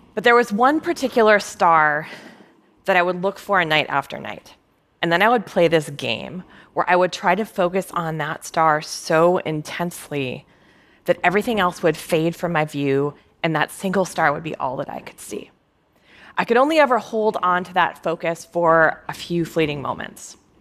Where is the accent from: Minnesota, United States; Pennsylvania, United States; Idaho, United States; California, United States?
Minnesota, United States; I was growing up in Minnesota